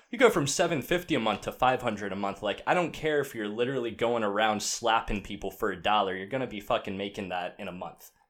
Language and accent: English; Outer Banks, North Carolina, United States; I grew up on the Outer Banks of North Carolina beach town